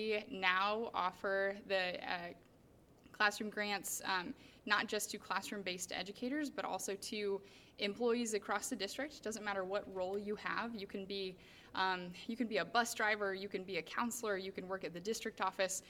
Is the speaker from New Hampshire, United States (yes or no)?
no; Urbandale, Iowa, United States; moved away as an adult; I am born and raised in Urbandale